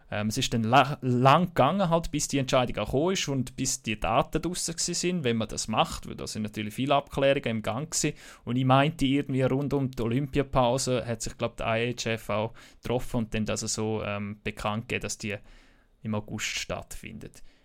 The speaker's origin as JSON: {"language": "German", "country": "Switzerland", "said": "bei uns in der Schweiz"}